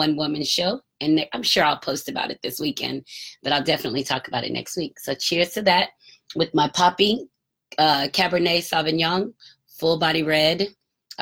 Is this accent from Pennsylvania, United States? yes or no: no; Marietta, Georgia, United States; I grew up in the Atlanta area. So in Marietta, north of Atlanta